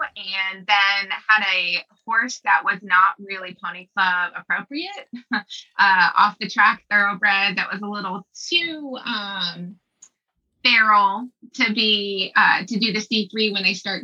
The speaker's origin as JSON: {"language": "English", "region": "Texas", "country": "United States", "tie": "born or raised there", "moved": "as an adult", "lives_now": "Aiken, United States", "said": "I was born and raised in Texas."}